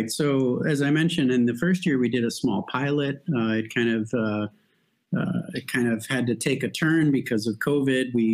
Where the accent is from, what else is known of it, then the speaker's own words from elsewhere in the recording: Mexico; now in Europe; I was born to American parents, but I was raised in Mexico.